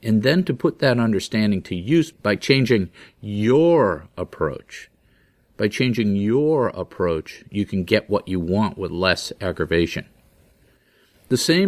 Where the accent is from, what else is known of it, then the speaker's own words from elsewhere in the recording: Massachusetts, United States; I'm from Massachusetts and it's just a different mindset